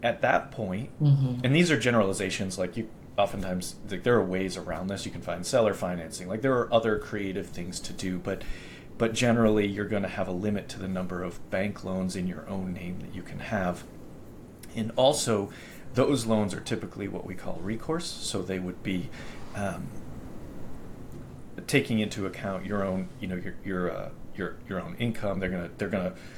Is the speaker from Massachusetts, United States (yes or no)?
yes; Boston, Massachusetts, United States; moved away; where I grew up in Boston